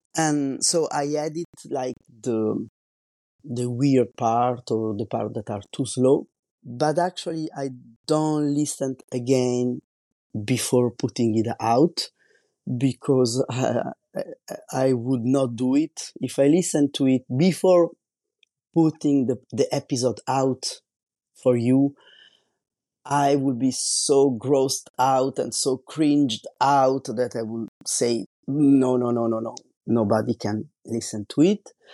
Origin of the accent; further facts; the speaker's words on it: Italy; English is a second language; moved away as an adult; now in France; I'm Italian and I'm living in France since two thousand one